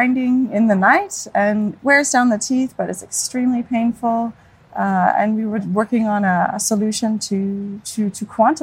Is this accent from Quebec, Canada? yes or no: no; Hamilton, Ontario, Canada; moved away as an adult; now in Denmark; I'm from Hamilton, Ontario, so home of McMaster University